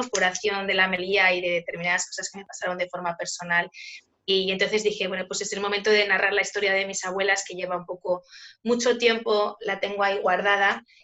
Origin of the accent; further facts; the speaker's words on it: Spain; soy una escritora española.